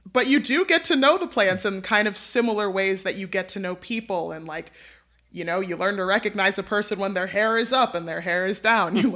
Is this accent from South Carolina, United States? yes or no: no; New York City, New York, United States; I'm a New Yorker.